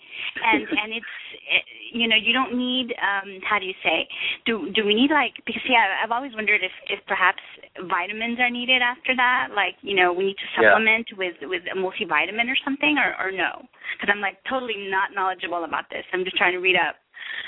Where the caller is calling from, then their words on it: El Paso, Texas, United States; I'm calling from El Paso, Texas.